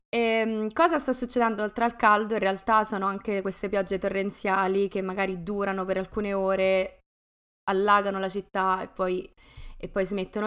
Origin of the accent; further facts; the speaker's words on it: Rome, Lazio, Italy; dalla calda Roma